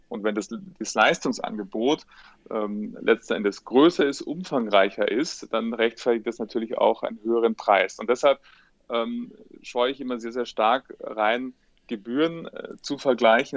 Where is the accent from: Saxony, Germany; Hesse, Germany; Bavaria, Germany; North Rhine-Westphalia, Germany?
Bavaria, Germany; Munich; bin äh, Münchner, lebte auch heute noch